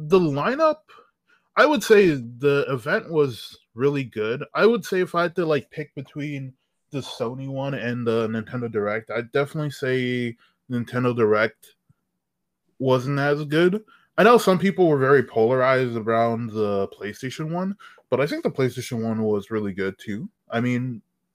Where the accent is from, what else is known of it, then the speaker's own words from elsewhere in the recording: Toronto, Ontario, Canada; I'm from the outskirts of Toronto